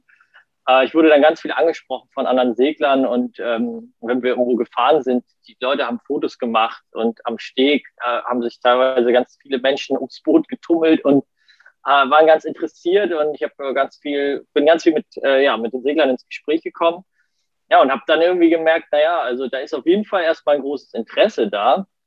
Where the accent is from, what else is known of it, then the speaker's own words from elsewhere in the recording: Kiel, Schleswig-Holstein, Germany; ich äh, komme aus Kiel, bin auch in Kiel geboren und aufgewachsen und ähm, ja, bin auch in Kiel zur Schule gegangen